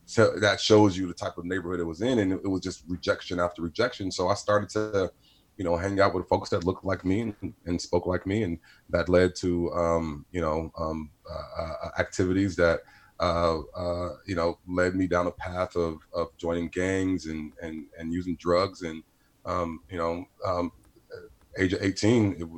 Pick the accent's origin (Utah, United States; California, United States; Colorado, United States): California, United States; Stockton; but yeah, I grew up in Stockton. I'm the last of eight. So I'm the baby.